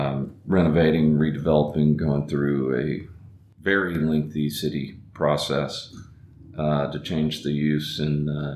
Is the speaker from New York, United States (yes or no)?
no; Dallas, Texas, United States; now in Fort Worth, United States; Well, I was born here. Okay. I grew up in Dallas, and came back here and went to TCU, and started some different businesses here. We had moved out to West Texas